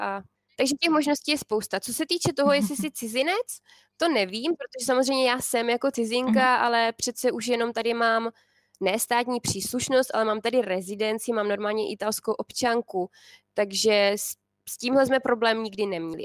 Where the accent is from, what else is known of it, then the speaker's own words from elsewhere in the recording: Czechia; now in Italy; my Češi